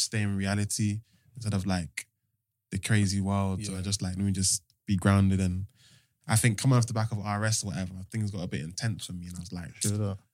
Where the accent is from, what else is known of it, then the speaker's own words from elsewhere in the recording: London, United Kingdom; I'm from South London.